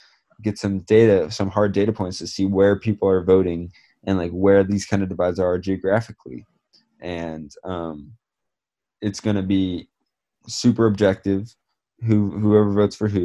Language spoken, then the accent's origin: English; Bay Area, California, United States; I grew up in the Bay Area